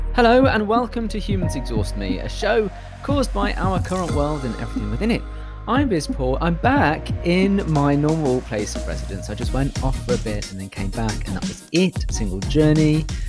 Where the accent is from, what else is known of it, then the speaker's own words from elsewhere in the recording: United Kingdom; I'm British